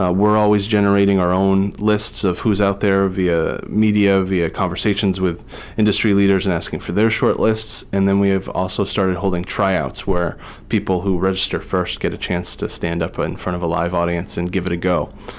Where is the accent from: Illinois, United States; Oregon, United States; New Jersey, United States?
New Jersey, United States; moved away as an adult; now in Boston, United States; I was 18 and I moved from New Jersey to Boston, and I was going to Boston University